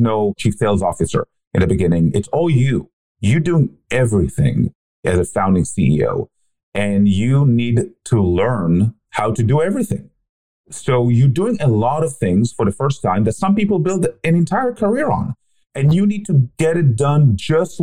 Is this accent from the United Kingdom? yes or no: no; Israel; I grew up in Israel